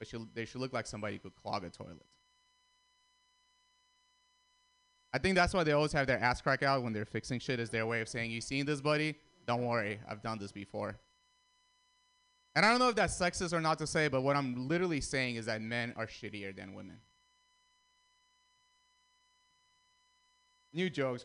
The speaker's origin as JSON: {"language": "English", "country": "Russia", "tie": "born or raised there", "also_born_or_lived": "Armenia", "second_language": "English", "moved": "yes", "lives_now": "United States", "said": "I grew up in Russia."}